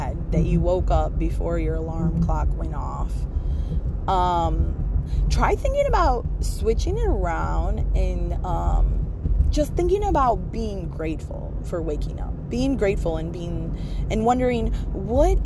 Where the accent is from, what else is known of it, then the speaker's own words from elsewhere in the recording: United States; I'm from America. I grew up here in America